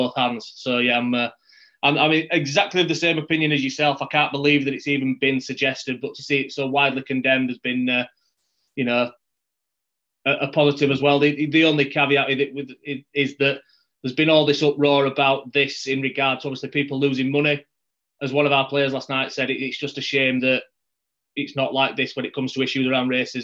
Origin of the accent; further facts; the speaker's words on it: Yorkshire and the Humber, United Kingdom; I'm from West Yorkshire